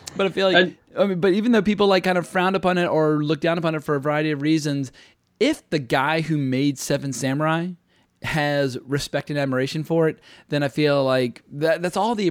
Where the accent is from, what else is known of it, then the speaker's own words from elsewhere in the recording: United States; I, as an American